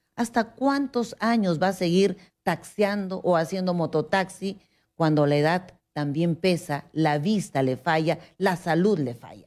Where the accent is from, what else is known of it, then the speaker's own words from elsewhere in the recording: Huancayo, Junín, Peru; now in Lima, Peru; Bailamos guailas porque venimos desde Huancayo